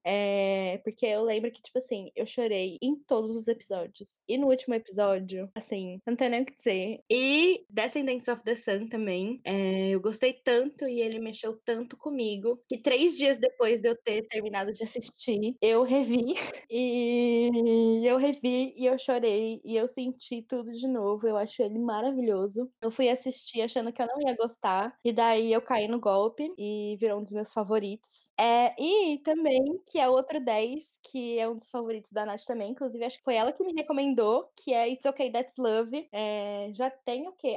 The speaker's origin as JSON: {"language": "Portuguese", "region": "São Paulo", "country": "Brazil", "said": "sou de São Paulo, sou jornalista"}